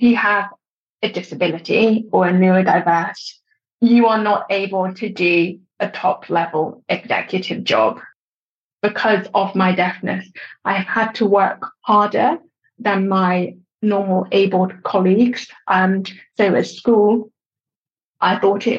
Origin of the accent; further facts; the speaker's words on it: London, United Kingdom; also born or lived in Durham; I was born in London.